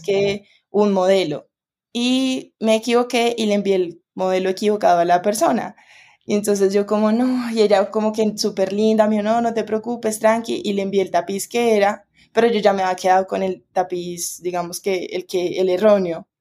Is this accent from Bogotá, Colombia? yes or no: yes; Bogotá, Colombia; moved away; yo como soy de Bogotá